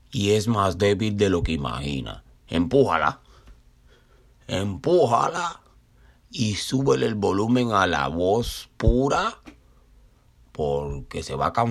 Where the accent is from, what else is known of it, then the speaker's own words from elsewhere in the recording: Cuba; now in Brooklyn, United States; me recordó a una vecinita mía de mi pueblito natal allá en Cuba.